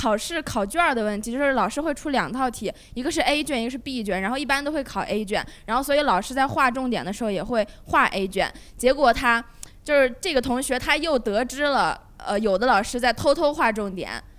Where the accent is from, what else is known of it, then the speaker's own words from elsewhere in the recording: China; 对而且因为因为我作为一个中国人，然后世界我对世界的这些东西我不是很了解